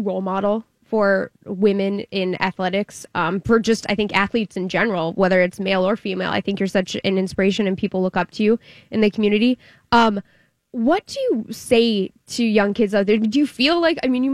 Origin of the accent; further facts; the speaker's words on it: St. Cloud, Minnesota, United States; That's my hometown. That's where I grew up.